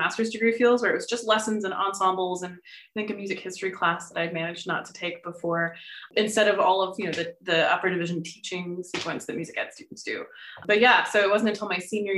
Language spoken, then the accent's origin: English; Austin, Texas, United States; moved away as an adult; also born or lived in Los Angeles, California; now in Columbus, United States; I'm originally from Austin, Texas, one of the few people that actually is from there